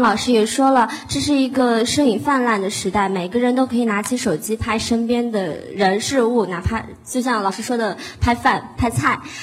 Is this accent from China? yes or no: yes; Xinjiang, China; now in Changsha, China; 主要是我的家乡在新疆，那里有从东到西，从南到北，一大片的星空